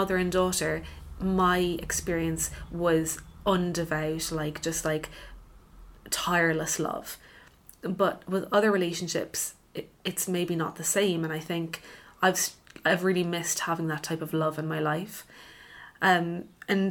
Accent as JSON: {"language": "English", "town": "Cork", "region": "Munster", "country": "Ireland", "tie": "born or raised there", "also_born_or_lived": "London", "moved": "yes", "said": "I'm from Cork"}